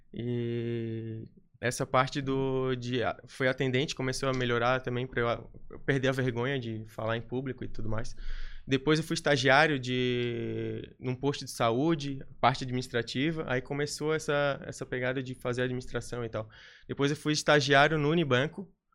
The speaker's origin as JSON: {"language": "Portuguese", "town": "Florianópolis", "region": "Santa Catarina", "country": "Brazil", "accent": "manezinho", "said": "sou, sou de Floripa mesmo, sou manezinho da ilha"}